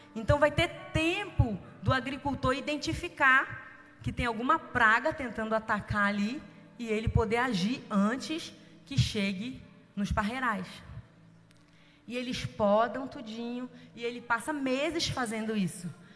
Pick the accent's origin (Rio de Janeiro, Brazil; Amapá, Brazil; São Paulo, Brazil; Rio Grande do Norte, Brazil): Rio de Janeiro, Brazil; São Gonçalo; eu nasci em São Gonçalo, no Rio de Janeiro. Como diz a minha filha, eu não sou carioca, eu sou fluminense.